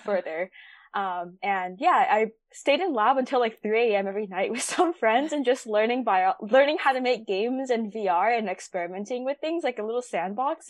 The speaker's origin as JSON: {"language": "English", "area": "Bay Area", "region": "California", "country": "United States", "tie": "born or raised there", "said": "born and raised in the Bay Area"}